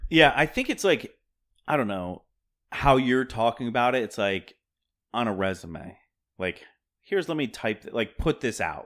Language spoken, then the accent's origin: English; Pennsylvania, United States; now in Brooklyn, United States; I'm from Pennsylvania